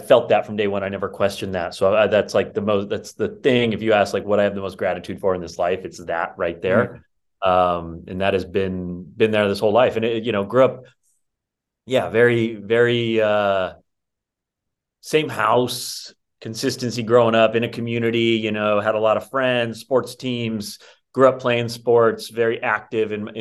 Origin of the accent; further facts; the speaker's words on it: Rocklin, California, United States; I grew up in the suburbs of Sacramento, little town called Rockland